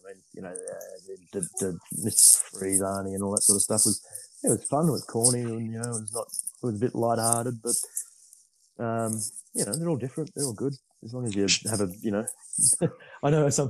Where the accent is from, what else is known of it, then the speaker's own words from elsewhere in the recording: Sydney, New South Wales, Australia; growing up in Sydney